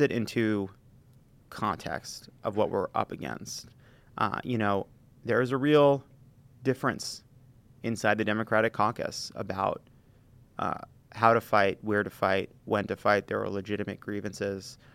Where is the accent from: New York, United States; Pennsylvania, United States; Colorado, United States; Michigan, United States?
New York, United States; As a, as a New Yorker